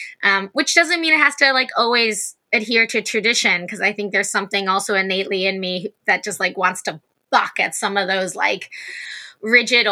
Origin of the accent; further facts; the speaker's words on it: United States; now in Los Angeles, United States; as an American